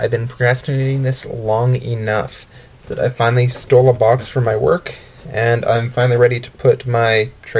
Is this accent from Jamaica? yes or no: no; Calgary, Alberta, Canada; I'm from Calgary, Alberta.